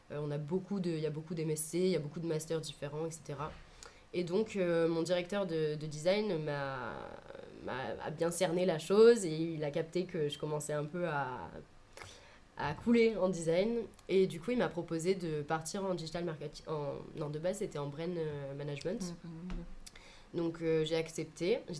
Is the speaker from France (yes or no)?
yes; Avignon, Provence-Alpes-Côte d'Azur, France; also born or lived in Lyon / Sisteron; J'ai beaucoup déménagé quand j'étais jeune. je suis née à Lyon, j'ai déménagé à Avignon, ensuite à Sisteron et ensuite re à Avignon.